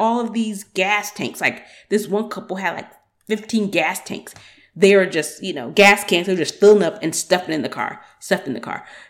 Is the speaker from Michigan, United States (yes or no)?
no; Georgia, United States; also born or lived in Atlanta; I'm from Georgia